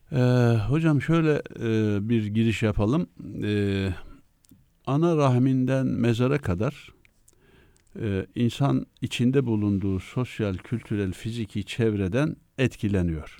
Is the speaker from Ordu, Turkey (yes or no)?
yes; Mesudiye, Ordu, Turkey; moved away as an adult; also born or lived in Üsküdar, Istanbul / Ankara; now in Istanbul, Turkey; ben e, köken itibariyle Ordu Mesudiye doğumluyum